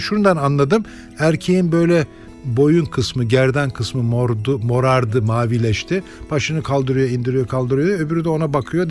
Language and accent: Turkish; Turkey; Bu ülkede doğdum